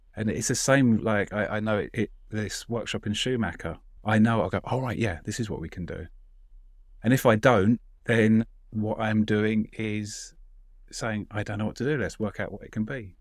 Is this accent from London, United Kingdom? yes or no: yes; London, United Kingdom; I'm a Londoner